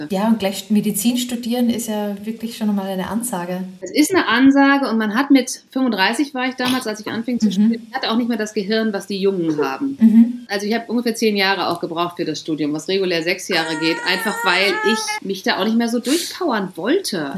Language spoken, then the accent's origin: German; Glandorf, Lower Saxony, Germany; moved away as an adult; now in Cologne, Germany; 1997, war ich 21 und bin aus meinem Heimatdorf Glandorf, was zwischen Münster und Osnabrück liegt, weggezogen in die große, weite Welt